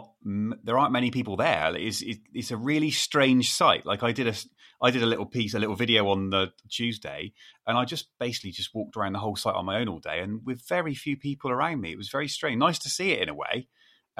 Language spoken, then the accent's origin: English; near Glastonbury, Somerset, South West England, United Kingdom; I grew up 10 minutes from the site, so it's something we always did as kids